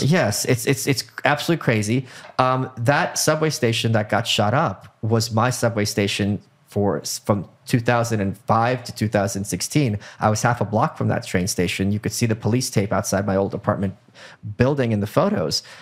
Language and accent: English; New York City, New York, United States; As a New Yorker